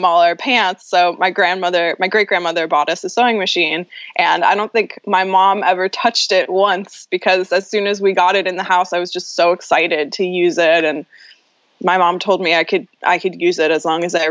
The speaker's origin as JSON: {"language": "English", "town": "Los Angeles", "region": "California", "country": "United States", "tie": "born or raised there", "said": "I grew up in Venice, California, which is in Southern California"}